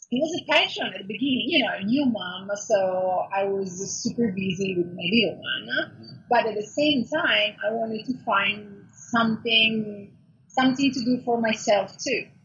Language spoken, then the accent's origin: English; Milan, Lombardy, Italy; moved away as an adult; now in Los Angeles, United States; okay, so I'm Italian. So I was born and raised in Italy, in Milano. And then I decided 10 years ago, oh my God, it really flies, to move to California, to Los Angeles